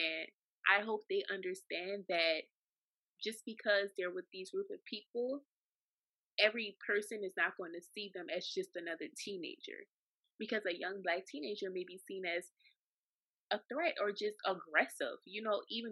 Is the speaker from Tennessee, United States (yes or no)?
no; New Orleans, Louisiana, United States; moved away; also born or lived in Saudi Arabia; From New Orleans, Louisiana, and I know that I have a strong accent